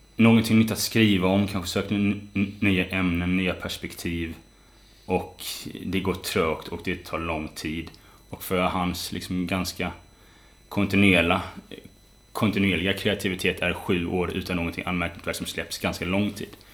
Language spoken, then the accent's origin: Swedish; West Coast, Sweden; moved away; när jag är hemma på västkusten, där jag kommer ifrån, hälsar på mina föräldrar